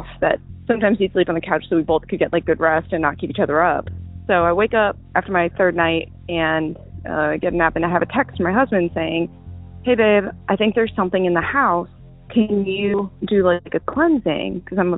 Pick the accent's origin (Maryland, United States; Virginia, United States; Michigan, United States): Virginia, United States; I'm from Virginia.